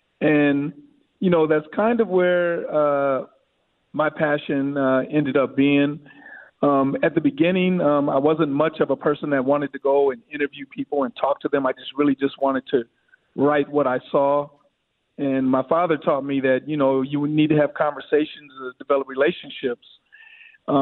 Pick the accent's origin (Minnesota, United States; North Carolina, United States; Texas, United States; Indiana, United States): Minnesota, United States; St. Paul; I was from St. Paul, and I lived in the Central neighborhood